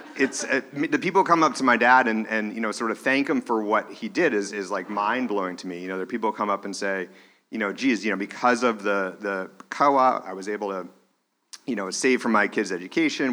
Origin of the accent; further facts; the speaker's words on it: Manchester, New Hampshire, United States; when I was growing up in Manchester, New Hampshire